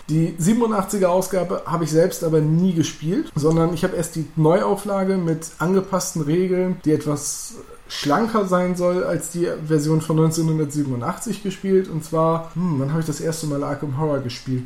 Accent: Northern Germany, Germany; als Norddeutsche

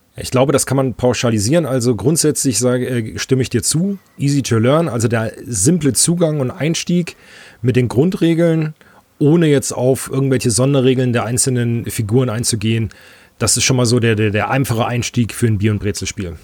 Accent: North Hesse, Germany; als Nordhesser haben wir hier auch die eine oder andere Brauerei

